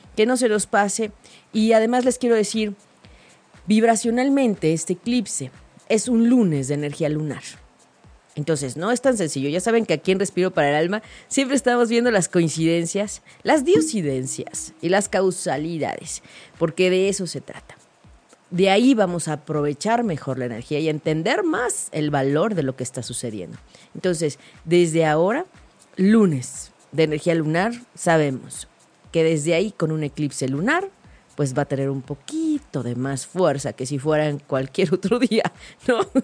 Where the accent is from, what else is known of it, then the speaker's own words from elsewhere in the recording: Mexico; como mexicanos